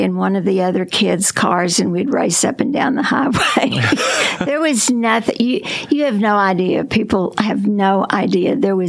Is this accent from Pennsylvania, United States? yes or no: no; Concord, Arkansas, United States; A place called Concord, and it was between Heber Springs and Batesville